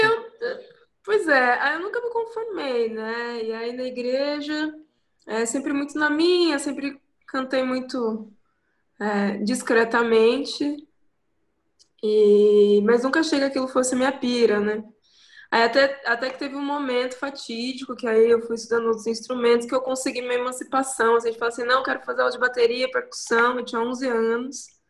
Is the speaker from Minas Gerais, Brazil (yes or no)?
no; Ubatuba, São Paulo, Brazil; moved away as an adult; also born or lived in Rio de Janeiro / Taubaté; Nasci no Rio, sou carioca, mas eu vim pra cá com 15 dias, então uhum. meus pais mudaram, casaram, mudaram pra Ubatuba. Então eu cresci aqui